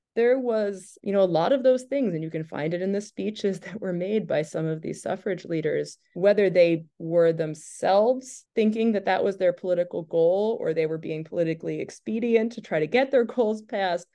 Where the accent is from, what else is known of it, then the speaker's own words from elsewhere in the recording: Falmouth, Maine, United States; also born or lived in Portland, Maine; I grew up in Falmouth